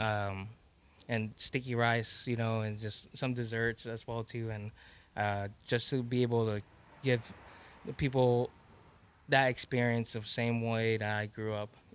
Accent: Texas, United States; I'm Laos and I'm also Texan at the same time.

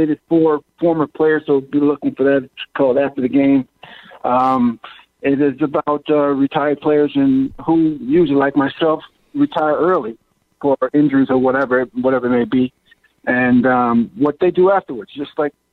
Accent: Ashtabula, Ohio, United States; my hometown

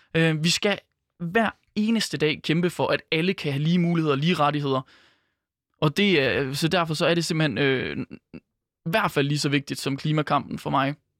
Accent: Skjern, Central Denmark Region, Denmark; moved away; den lille vestjyske by, hvor jeg for eksempel er fra, der er Skjern på 7.500 indbyggere

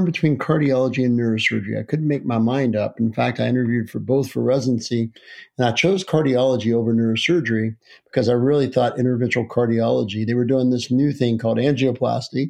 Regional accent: Chesapeake, West Virginia, United States; also born or lived in Charleston, West Virginia; I'm from Chesapeake, West Virginia, where I grew up, which is a coal mining town about 15 miles due east of Charleston, West Virginia, where I currently live.

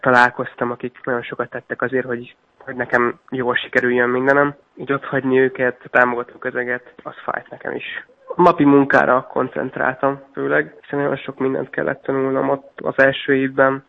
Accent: Miskolc, Borsod-Abaúj-Zemplén, Hungary; Miskolcon ugye, én Miskolci születésű vagyok, és a Csorbatavon, Miskolci Csorbatavon edzettünk.

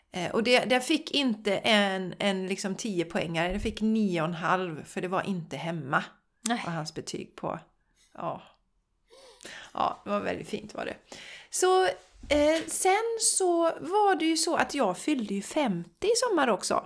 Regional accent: Borås, Västra Götaland, Sweden; Jag är ju uppvuxen i Borås

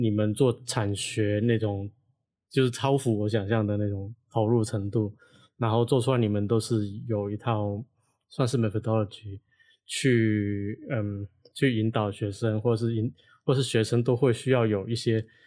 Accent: Hong Kong; now in Taiwan; 我不是台湾的学校出来的学生嗯。因为我是香港人嘛

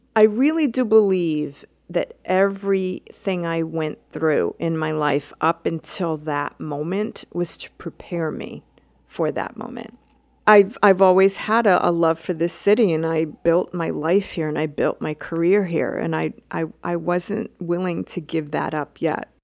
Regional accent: New York City, New York, United States; as a New Yorker

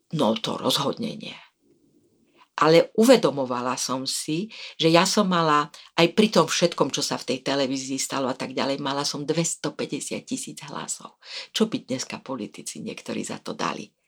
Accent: Slovakia; som bola prvá žena veľvyslankyňa ako Slovenka

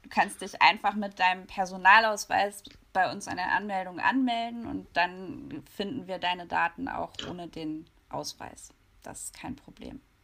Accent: Hanover, Lower Saxony, Germany; ich komme eigentlich aus Hannover

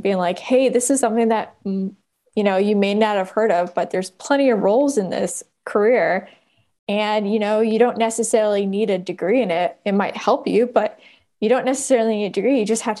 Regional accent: Oakland, California, United States; so I grew up in Oakland and I went to Oakland Public Schools

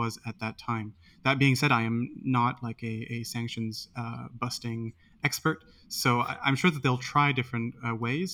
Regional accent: France; I come from France

